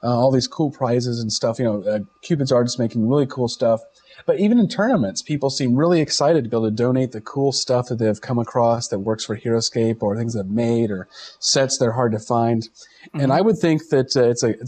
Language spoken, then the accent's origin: English; Virginia, United States; now in Rhode Island, United States; I'm from Virginia